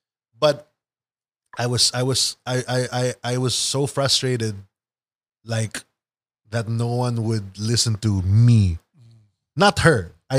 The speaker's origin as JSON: {"language": "English", "town": "Manila", "region": "Metro Manila", "country": "Philippines", "tie": "born there", "said": "No, I was born in Manila."}